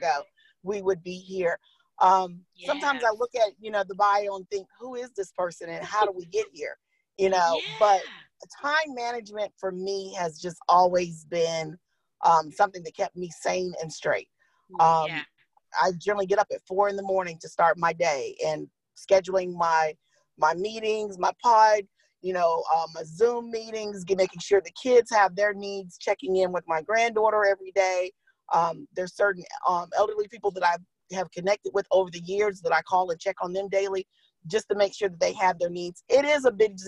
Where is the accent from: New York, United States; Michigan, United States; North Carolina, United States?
North Carolina, United States; Fayetteville; I grew up through the Cumberland County school system, going to Montclair, Chester, 71st, and then Fayetteville State